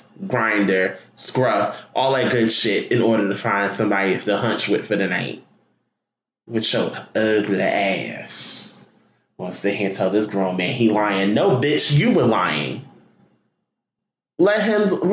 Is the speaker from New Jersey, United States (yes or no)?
yes; Newark, New Jersey, United States; Newark, New Jersey, my hometown